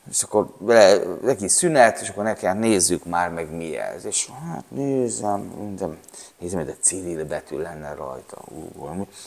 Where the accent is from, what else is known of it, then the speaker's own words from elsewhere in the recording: Székesfehérvár, Fejér, Hungary; Mi, mi vidéki gyerekek ami mi Székesfehérvárról jöttünk.